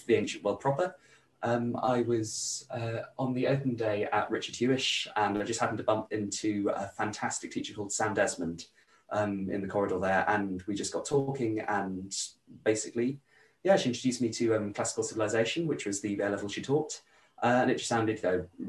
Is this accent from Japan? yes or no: no; Brendon Hills, Somerset, South West England, United Kingdom; also born or lived in Bridgwater area, Somerset / Taunton; I am from the Brendon Hills, which is in Somerset, kind of just below Exmoor